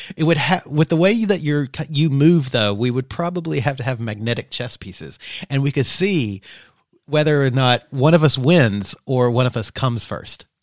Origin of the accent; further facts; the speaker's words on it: Kentucky, United States; growing up in Kentucky